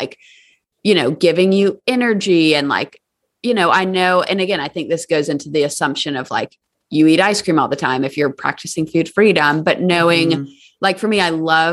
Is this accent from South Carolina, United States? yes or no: yes; Charleston, South Carolina, United States; now in Nashville, United States; I'm from Charleston, South Carolina